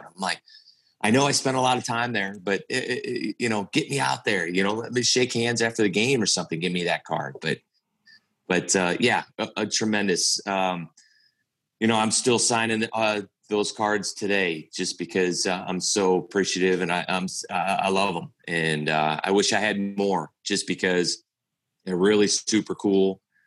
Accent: St. Louis, Missouri, United States; my whole life growing up in St. Louis

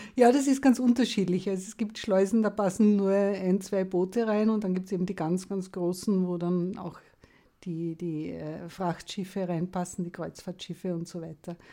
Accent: Lower Austria, Austria; ich komme aus Niederösterreich

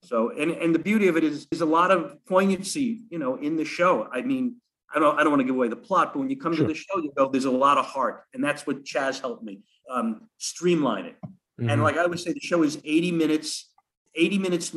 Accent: Long Island, New York, United States; accent: New Yorker; I grew up on Long Island.

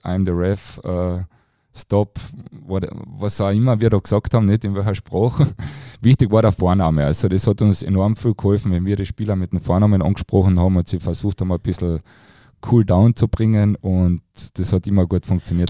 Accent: Klagenfurt, Carinthia, Austria; für mich als Kärntner

